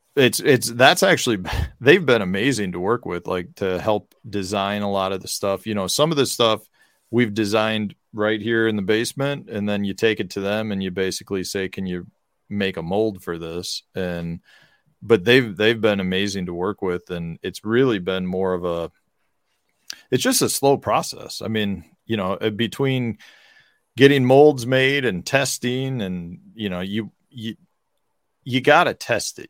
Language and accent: English; Chicago, Illinois, United States; growing up in Chicago, Al Capone's a big thing in Chi, in Chicago